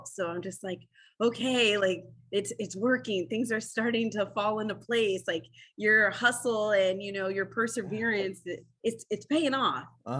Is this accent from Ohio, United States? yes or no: yes; Ohio, United States; Growing up, like there was always the Air Force base. My parents were Air Force. So that's why we got brought here.